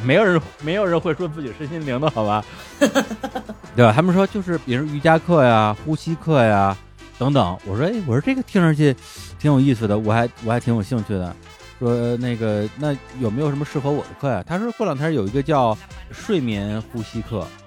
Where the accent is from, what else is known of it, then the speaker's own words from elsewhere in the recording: China; 就我一个中国人